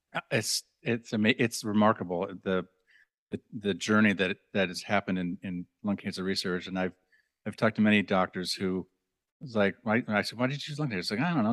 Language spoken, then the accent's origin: English; Minnesota, United States; I'm from Minnesota